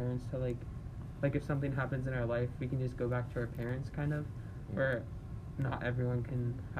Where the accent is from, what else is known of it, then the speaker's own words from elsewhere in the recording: Omaha, Nebraska, United States; we're all, like, high schoolers growing up in Omaha